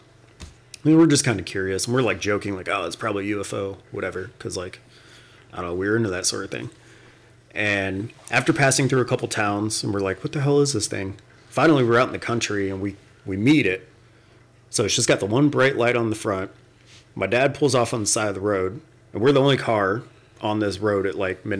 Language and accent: English; West Palm Beach, Florida, United States; growing up in Florida, we lived in West Palm, which was kind of like center of the state.